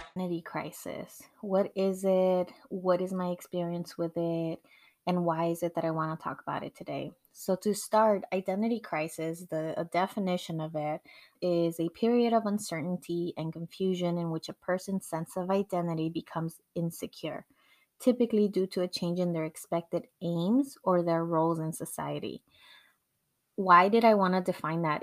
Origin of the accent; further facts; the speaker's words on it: Mexico; first language Spanish; English is a second language; now in United States; Even though I was born in Mexico and I went to school in Mexico, I learned how to read and write in Spanish before I ever learned English